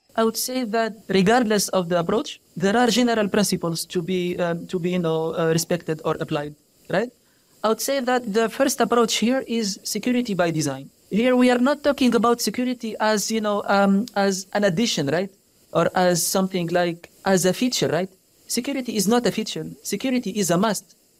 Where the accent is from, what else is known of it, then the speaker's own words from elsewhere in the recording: Tunisia; moved away as an adult; also born or lived in France; now in United States; I came from Tunisia